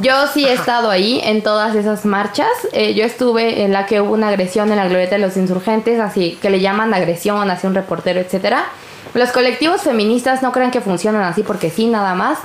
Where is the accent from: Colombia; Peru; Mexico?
Mexico; Mexico City; yo soy una persona de Iztapalapa.